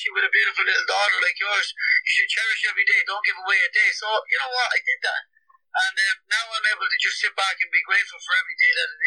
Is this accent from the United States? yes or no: no; Ireland; I'm Irish